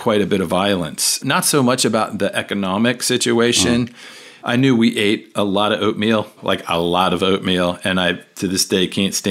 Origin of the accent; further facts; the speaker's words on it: Washington, District of Columbia, United States; also born or lived in Arlington, Virginia / Fairfax County, Virginia / Loudoun County, Virginia; Born and raised in Washington, D.C.